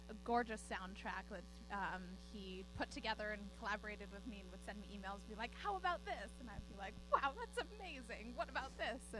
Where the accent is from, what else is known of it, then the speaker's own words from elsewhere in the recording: Canada; Well, I'm Canadian. He's American, so.